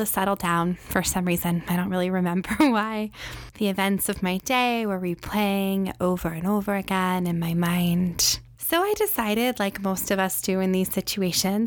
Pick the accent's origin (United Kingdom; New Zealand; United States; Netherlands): United States; Charlottesville, Virginia; my hometown